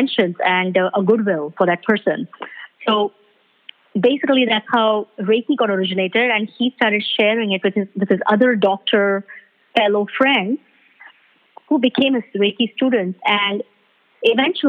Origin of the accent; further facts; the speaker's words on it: Mumbai, Maharashtra, India; moved away as an adult; now in Ottawa, Canada; I'm originally from Mumbai, India, and I was born and brought up there